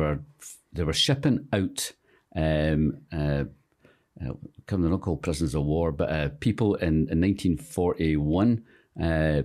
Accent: Scotland, United Kingdom; Most of my brothers and sisters were born in Maryhill or Partickhill. I was born in Clarence Drive. So they always slagged me off as being the snobby one of the family.

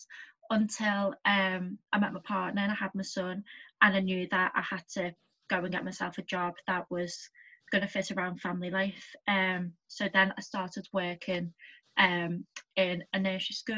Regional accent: Liverpool, North West England, United Kingdom; I was brought up in Heighton, the posh part

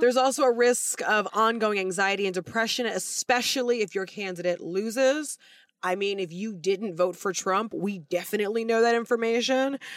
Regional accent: United States; me being an American

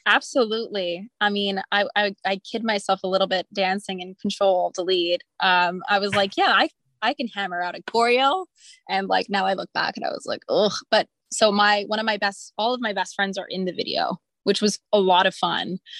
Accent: Montreal, Quebec, Canada; I'm from Montreal. I grew up in a really musical household

